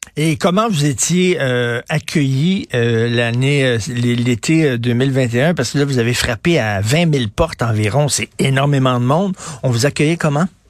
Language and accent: French; Montreal, Quebec, Canada; je viens de Verdun, donc je connais assez bien Ville La Salle